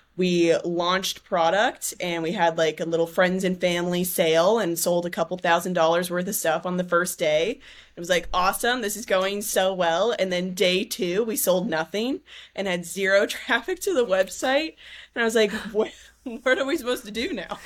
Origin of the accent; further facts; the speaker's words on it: San Diego, California, United States; I grew up in San Diego.